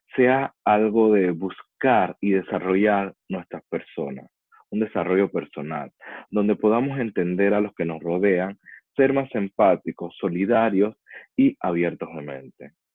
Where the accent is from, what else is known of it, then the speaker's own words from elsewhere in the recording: Panama; also born or lived in Chile; now in Dubai, United Arab Emirates; Antes de vivir aquí, estuve varios años en Chile y anteriormente en mi país, Panamá.